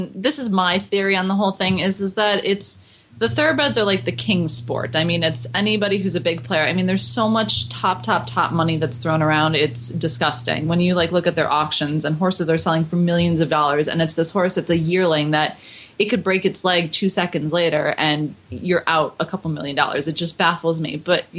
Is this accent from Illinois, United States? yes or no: no; Buffalo, New York, United States; I grew up in Buffalo.